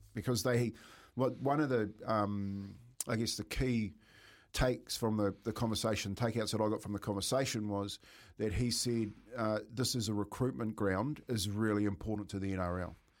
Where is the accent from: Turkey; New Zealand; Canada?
New Zealand; Waitara, Taranaki; born or raised there; moved away